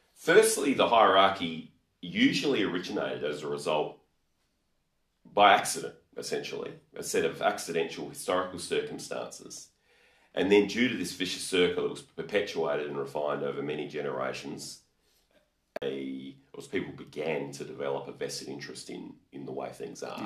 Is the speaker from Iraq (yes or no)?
no; Australia; we're Australian